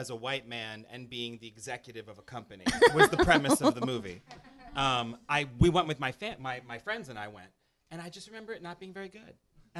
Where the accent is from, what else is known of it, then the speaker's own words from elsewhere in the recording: Chicago, Illinois, United States; even though I was from Chicago.